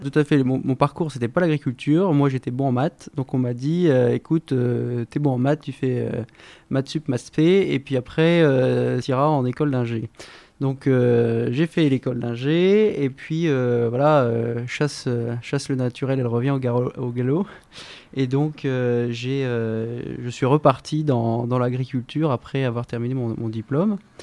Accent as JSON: {"language": "French", "area": "Somme", "region": "Hauts-de-France", "country": "France", "tie": "born or raised there", "said": "de Somme, j'ai grandi justement dans ce terroir très riche"}